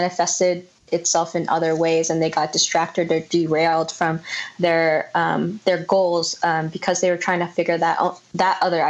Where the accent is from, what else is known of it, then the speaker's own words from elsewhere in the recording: San Jose, California, United States; now in Los Angeles, United States; I grew up in San Jose and live in LA now